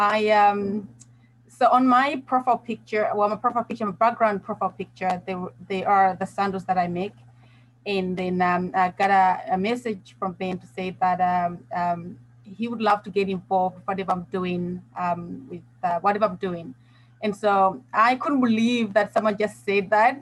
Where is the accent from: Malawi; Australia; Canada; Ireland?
Malawi; also born or lived in Bristol, England; now in South Africa; I'm originally from Malawi, but I'm living here in South Africa. I've been here for about now, it's about 16 years.